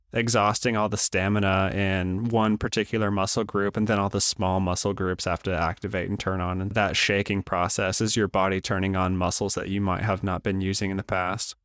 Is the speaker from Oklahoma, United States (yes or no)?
yes; Tulsa, Oklahoma, United States; we were crossing a main street in Tulsa back in my hometown